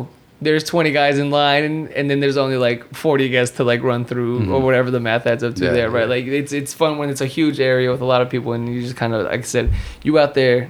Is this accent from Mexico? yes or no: yes; Durango, Mexico; Because you know we're vaqueros from Durango, you know.